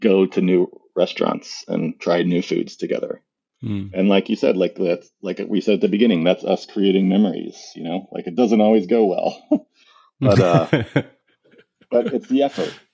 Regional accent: Missouri, United States; So I grew up in Missouri and there is a beef farm in my family.

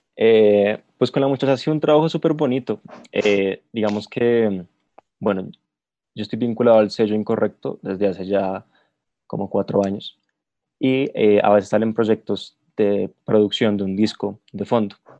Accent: Bogotá, Colombia; soy productor de la ciudad de Bogotá, capital de Colombia

